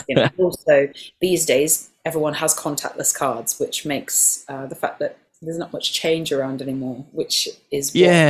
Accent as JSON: {"language": "English", "town": "Nottingham", "region": "East Midlands", "country": "United Kingdom", "tie": "born or raised there", "also_born_or_lived": "York", "moved": "yes", "lives_now": "London, United Kingdom", "said": "Nottingham, my hometown, because that is where it all began. It's where my family are."}